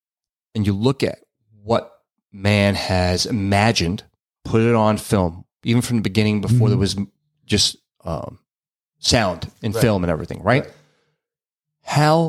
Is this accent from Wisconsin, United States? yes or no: no; New York City, New York, United States; a couple of girls that I knew who were twins growing up in Brooklyn.